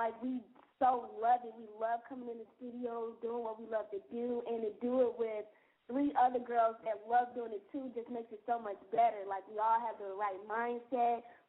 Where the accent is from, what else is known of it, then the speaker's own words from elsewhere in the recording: Atlanta, Georgia, United States; I'm 17, and I'm originally from Atlanta, Georgia, born and raised.